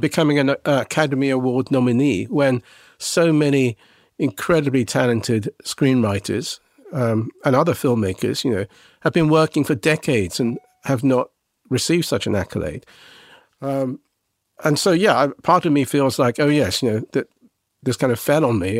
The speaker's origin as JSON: {"language": "English", "region": "England", "country": "United Kingdom", "tie": "born or raised there", "said": "I was a Japanese boy growing up in England"}